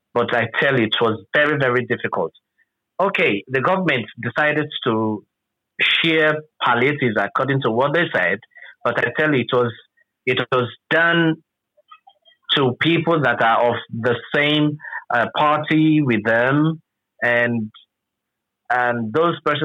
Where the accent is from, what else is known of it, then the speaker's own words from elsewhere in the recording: Rivers State, Nigeria; from Nigeria, River State in particular.